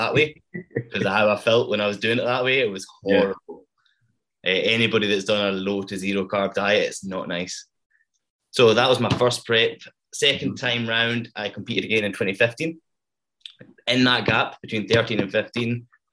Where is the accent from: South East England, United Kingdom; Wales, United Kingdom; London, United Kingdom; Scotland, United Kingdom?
Scotland, United Kingdom; Stranraer; now in Glasgow, United Kingdom; I'm from Stranraer, which is a very small corner in Scotland.